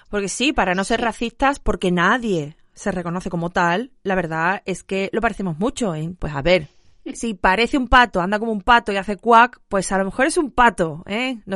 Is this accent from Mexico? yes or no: no; Andalusia, Spain; accent: Andalusian; soy andaluza y mi acento es muy